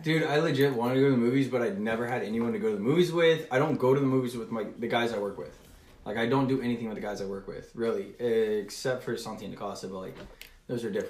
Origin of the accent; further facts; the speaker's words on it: Texas, United States; also born or lived in Orlando, Florida; I'm from Texas